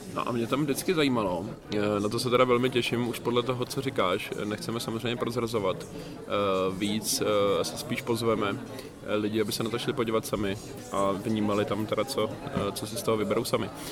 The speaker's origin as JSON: {"language": "Czech", "town": "Mladá Boleslav", "region": "Central Bohemian Region", "country": "Czechia", "said": "u nás v Mladé Boleslavi v českém Detroitu"}